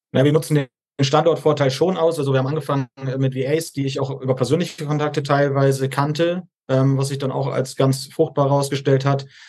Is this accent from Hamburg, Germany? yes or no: yes; Hamburg, Germany; moved away; 30 Jahre alt, komme ursprünglich aus Hamburg